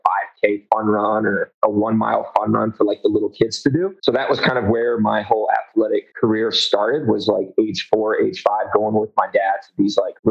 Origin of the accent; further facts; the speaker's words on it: Hampton Roads, Virginia, United States; moved away as an adult; now in Denver, United States; I was born in Virginia